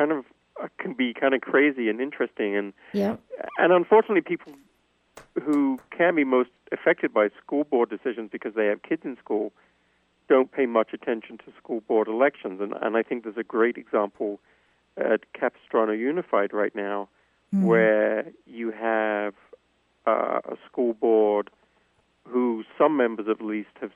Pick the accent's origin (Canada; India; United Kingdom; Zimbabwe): United Kingdom; England; moved away; I grew up in England